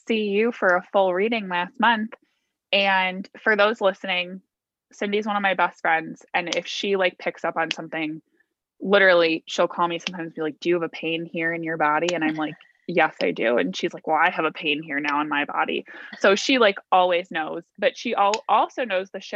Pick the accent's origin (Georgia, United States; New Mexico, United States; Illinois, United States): Illinois, United States; Naperville; I grew up in near Naperville